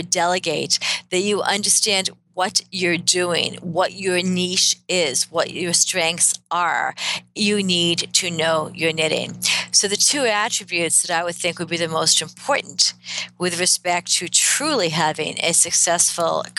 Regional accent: Boston, Massachusetts, United States; I am a Bostonian, born and bred and educated

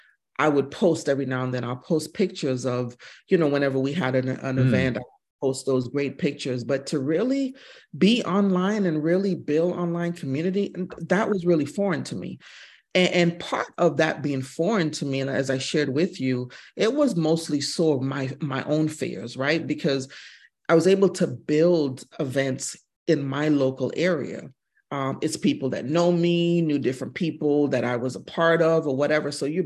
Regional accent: United States; But being a military kid, my dad was in the military. I am West Indian American. My dad is from Mississippi. And having the fortune of traveling around the world since I was probably 2 years old and speaking three different languages.

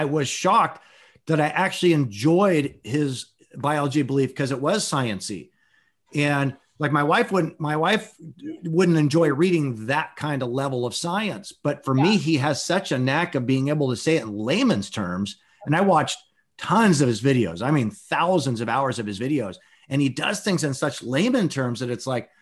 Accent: Santa Cruz, California, United States; now in San Jose, United States; I was born in Santa Cruz, and then I live in San Jose

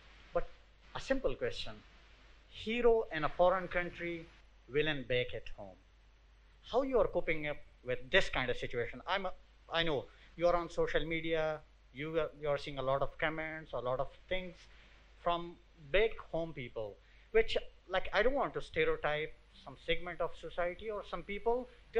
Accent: Swat, Khyber Pakhtunkhwa, Pakistan; I'm from Swat, Pakistan.

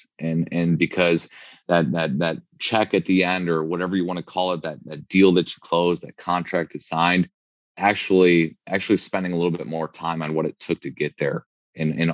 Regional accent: Chicago, Illinois, United States; moved away as an adult; now in Arizona, United States; growing up in Chicago

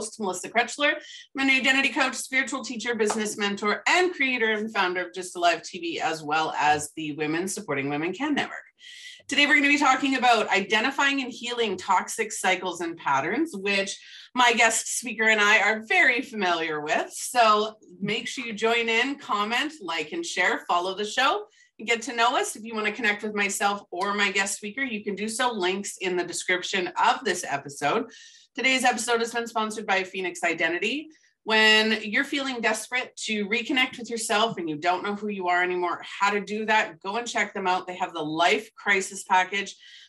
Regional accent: Canada; I am a Canadian

